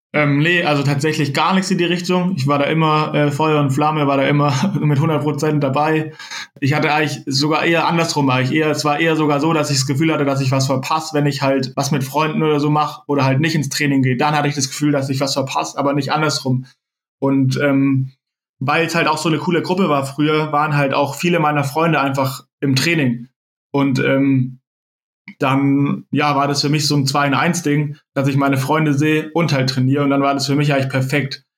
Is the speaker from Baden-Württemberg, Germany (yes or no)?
yes; near Tübingen, Baden-Württemberg, Germany; also born or lived in Freiburg; ich bin in der Nähe von Tübingen geboren, bin da auch bis, bis ich 18 war, habe ich dort gelebt